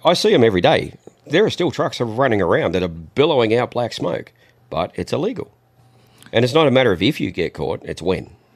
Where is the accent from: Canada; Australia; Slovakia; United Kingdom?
Australia; now in United States; Even though I'm not in the country, I'm still an Australian